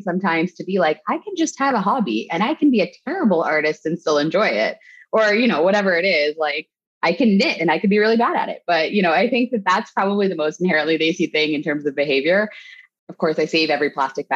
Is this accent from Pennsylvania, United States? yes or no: yes; State College, Pennsylvania, United States; I grew up in State College, Pennsylvania, which is where Penn State University is